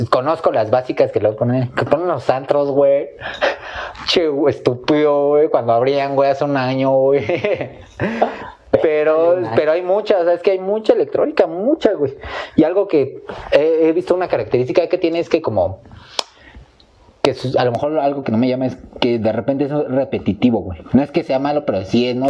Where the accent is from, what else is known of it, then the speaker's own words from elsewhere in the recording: Mexico; Como mexicanos